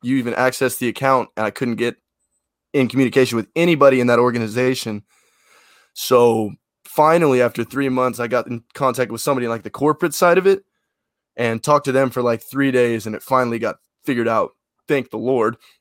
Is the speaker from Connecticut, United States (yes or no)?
no; Memphis, Tennessee, United States; I'm from Memphis. Just, well, you know, Western Tennessee